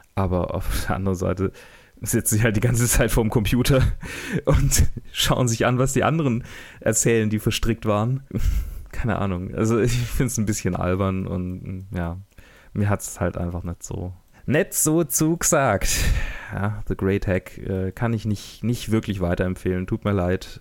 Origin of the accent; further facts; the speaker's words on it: Germany; als ähm, Deutscher